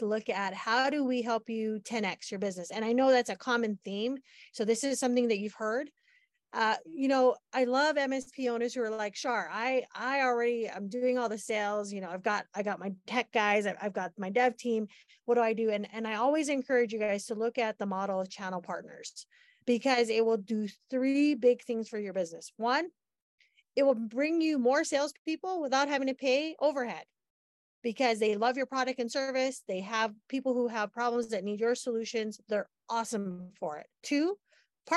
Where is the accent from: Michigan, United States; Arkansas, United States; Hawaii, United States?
Hawaii, United States; I'm from Hawaii, and I love Hawaii, I love being from Hawaii